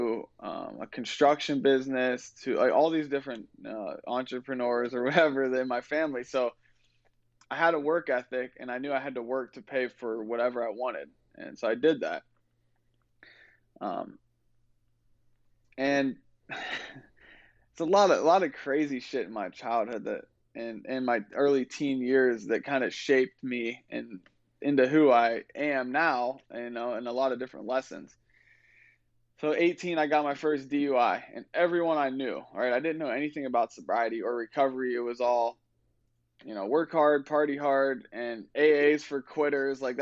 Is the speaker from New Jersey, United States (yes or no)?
no; Ohio, United States; I'm from Ohio